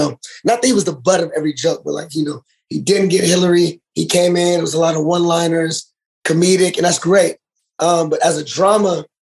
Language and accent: English; Dallas, Texas, United States; born there; I wouldn't say I'm from Dallas, but I was born in Dallas.